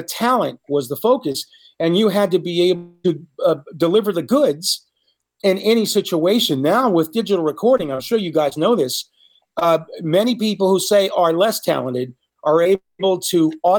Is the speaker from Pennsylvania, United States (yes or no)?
yes; Devon, Pennsylvania, United States; moved away; also born or lived in Alaska; I was just a kid growing up in Alaska and in Pennsylvania.